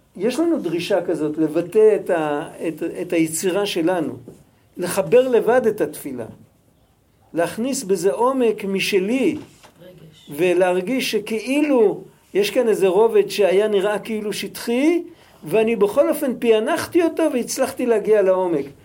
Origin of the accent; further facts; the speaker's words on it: Israel; אנחנו ישראלים, אנחנו דוברי עברית